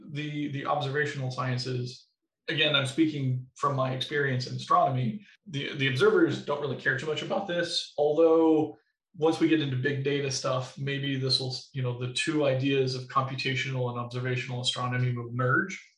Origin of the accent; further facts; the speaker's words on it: Missouri, United States; now in Wisconsin, United States; So I, I came from Missouri, specifically in southern Missouri, where it didn't get very cold in the winters and it got super hot in the summers